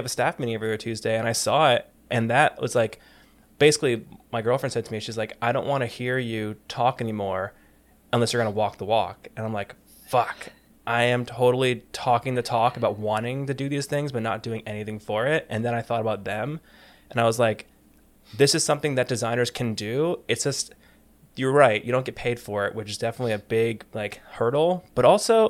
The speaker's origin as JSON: {"language": "English", "country": "United States", "also_born_or_lived": "New York", "said": "I'm from New Jersey and New York."}